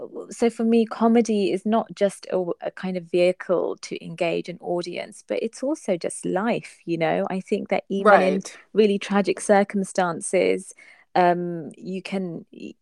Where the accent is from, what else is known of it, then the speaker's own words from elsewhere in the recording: England, United Kingdom; But I think with my generation, the ones who were born and brought up in England, we have a kind of, we don't have an identity crisis, but we're curious about our faith.